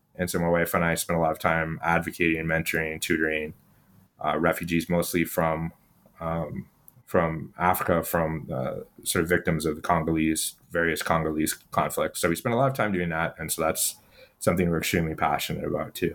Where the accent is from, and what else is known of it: Ottawa, Ontario, Canada; born or raised there